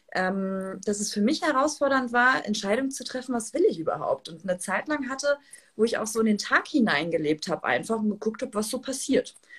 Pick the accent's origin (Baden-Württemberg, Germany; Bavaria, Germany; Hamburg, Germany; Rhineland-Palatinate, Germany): Hamburg, Germany; ich komme ja aus Hamburg